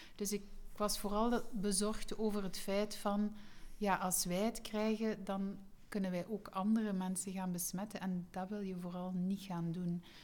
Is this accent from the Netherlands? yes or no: no; East Flanders, Belgium; moved away as an adult; now in West Flanders, Belgium; ik ben zelf van Oost-Vlaanderen. nu ben ik West-Vlaming